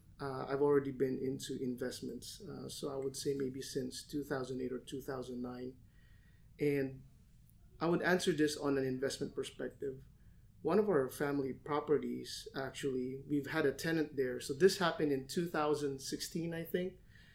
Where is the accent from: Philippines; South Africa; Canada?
Philippines; Manila, Metro Manila; now in Los Angeles, United States; when I came here from Manila to LA in 2006, at that time, even before the market crash, a lot of people were saying that home prices are high